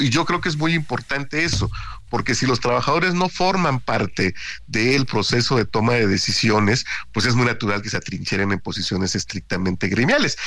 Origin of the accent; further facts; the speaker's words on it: near Minatitlán, Veracruz, Mexico; en Minatitlán, ahí cerquita de mi pueblo